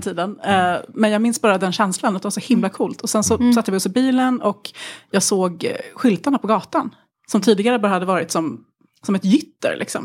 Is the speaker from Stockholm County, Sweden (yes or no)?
yes; Tyresö, Stockholm County, Sweden; hemma i Tyresö utanför Stockholm